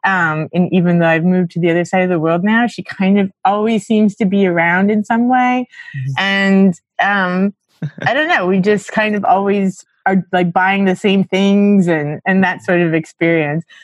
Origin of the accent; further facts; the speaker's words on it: Miami, Florida, United States; moved away as an adult; also born or lived in Eureka, California / New York; I'm from Miami, Florida originally